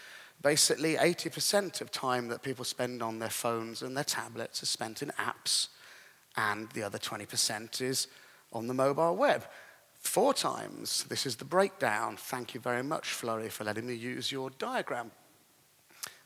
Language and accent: English; England, United Kingdom; I'm an English gentleman, a classic English gentleman